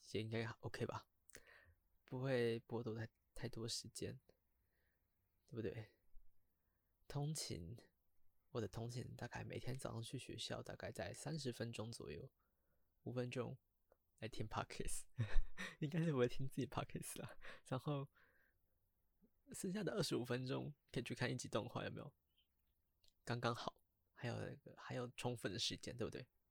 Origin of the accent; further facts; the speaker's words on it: Taiwan; 我是一个来自台湾的高中生